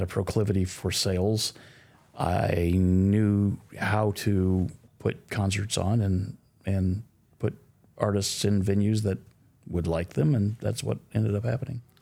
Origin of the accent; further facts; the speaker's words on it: Midwest, United States; also born or lived in Sacramento, California; now in Nashville, United States; I was raised in the Midwest